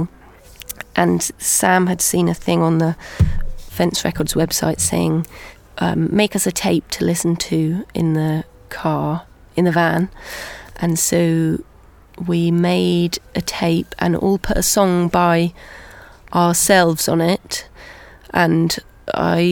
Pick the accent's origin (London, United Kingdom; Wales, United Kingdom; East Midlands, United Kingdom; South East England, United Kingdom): South East England, United Kingdom; Winchester; moved away; also born or lived in Bristol; I grew up here in Winchester